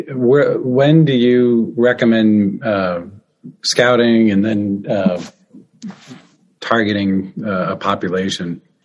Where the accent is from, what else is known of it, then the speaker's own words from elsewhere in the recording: Midwest, United States; also born or lived in Illinois / Michigan; now in Iowa, United States; I'm from the Midwest, Illinois, Michigan, Iowa.